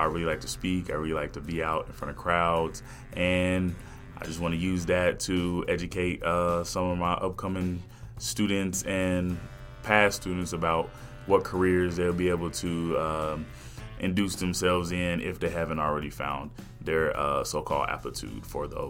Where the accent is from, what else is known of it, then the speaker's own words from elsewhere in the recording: Bryant, Arkansas, United States; I was born and raised in Bryan, Arkansas.